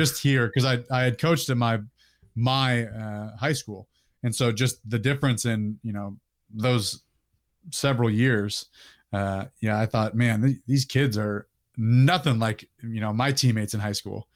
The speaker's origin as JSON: {"language": "English", "town": "Orangevale", "region": "California", "country": "United States", "tie": "born or raised there", "said": "I grew up in Northern California, uh, in Sacramento County, uh, a place called Orangevale"}